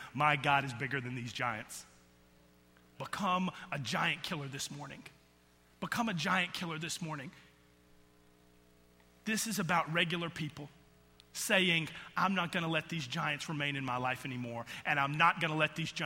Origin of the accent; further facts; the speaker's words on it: outside of Atlanta, Georgia, United States; I grew up in outside of Atlanta, Georgia, in just a rural Georgia community.